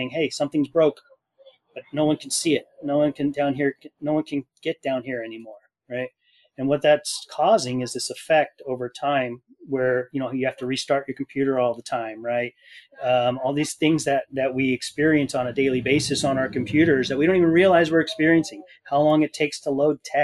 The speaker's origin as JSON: {"language": "English", "town": "Fullerton", "region": "California", "country": "United States", "tie": "born or raised there", "said": "I grew up in Fullerton, California."}